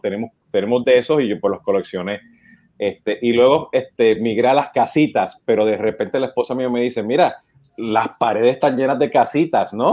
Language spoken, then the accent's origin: Spanish; Puerto Rico